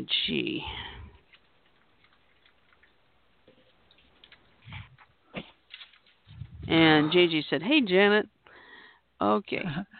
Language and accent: English; Alabama, United States; also born or lived in Japan; I was born in Japan, but I've lived in Alabama all but 4.5 years.